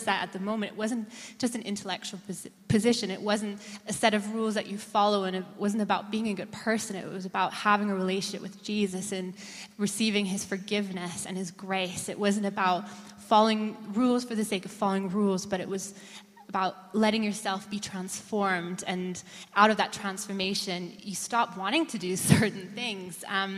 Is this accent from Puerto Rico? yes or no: no; Austria; I'm 29. I'm originally from Austria. My dad is American, my mom is German, and I grew up in a missionary home.